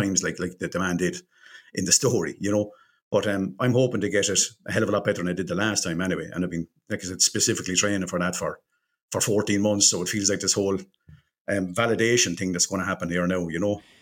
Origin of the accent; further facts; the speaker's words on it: Ireland; we're Irish